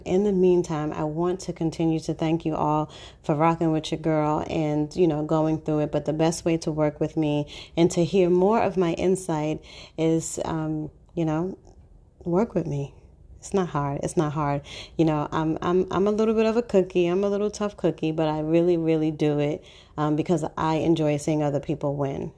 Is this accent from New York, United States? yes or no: yes; New York City, New York, United States; I'm born and raised in Harlem